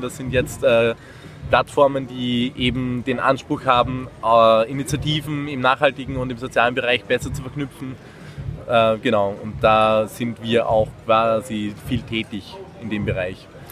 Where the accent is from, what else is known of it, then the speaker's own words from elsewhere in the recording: Austria; moved away as an adult; now in Marburg, Germany; ich komme ursprünglich aus Österreich, wie man es hört